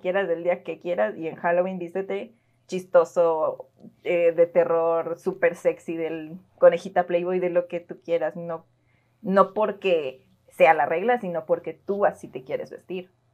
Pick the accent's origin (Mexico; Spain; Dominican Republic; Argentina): Mexico; como buenos mexicanos que nos invitamos a la fiesta